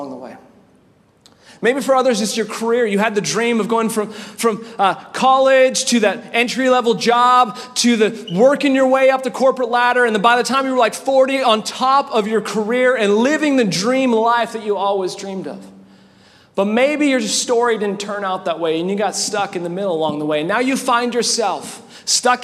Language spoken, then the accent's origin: English; Winnipeg, Manitoba, Canada; also born or lived in California; now in Indiana, United States; I grew up in Winnipeg, Canada, and my family, a family of six as well